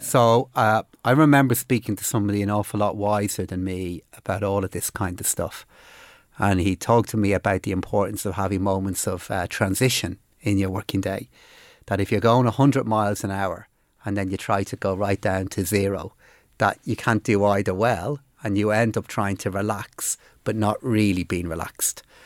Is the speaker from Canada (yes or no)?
no; Dublin, Leinster, Ireland; also born or lived in Finglas; now in Phibsborough, Ireland; But I grew up in Blanchardstown and, uh, uh, live in Fibbsborough now